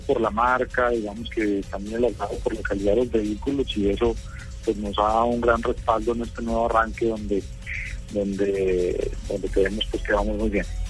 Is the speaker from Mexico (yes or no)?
no; Colombia